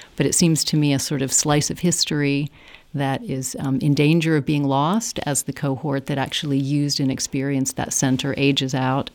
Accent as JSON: {"language": "English", "country": "United States", "tie": "born or raised there", "moved": "as an adult", "lives_now": "Ireland", "said": "growing up as an American and being, um, a humanist in the United States."}